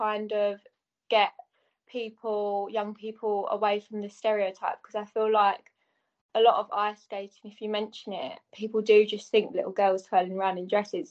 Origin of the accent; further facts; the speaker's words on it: Enfield, London, United Kingdom; growing up in Enfield, surrounded by knife crime.